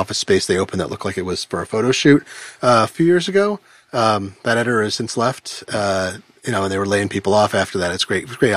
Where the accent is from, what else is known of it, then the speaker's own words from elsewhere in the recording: Eugene, Oregon, United States; growing up in Eugene, Oregon